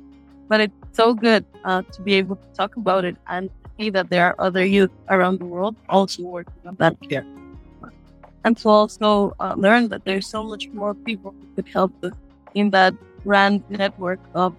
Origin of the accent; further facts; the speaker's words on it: Brazil; I am from the Pancararu people in Brazil.